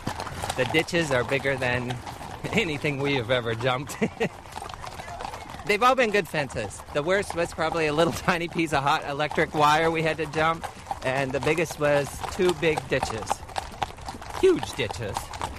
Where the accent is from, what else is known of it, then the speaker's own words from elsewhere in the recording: North Carolina, United States; I'm from America, North Carolina.